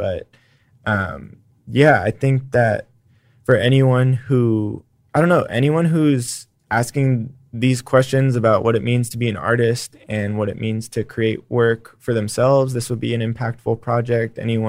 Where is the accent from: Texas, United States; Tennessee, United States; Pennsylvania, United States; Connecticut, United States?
Texas, United States; the best parts about being Texan are perseverance and just kind of a push forward despite the barriers that are in front of us